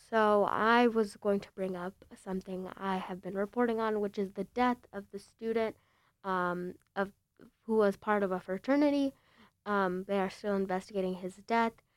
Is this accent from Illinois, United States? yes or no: yes; Bloomingdale, Illinois, United States; also born or lived in Chicago; I'm from Bl-, L-, you know Roselle, Bloomingdale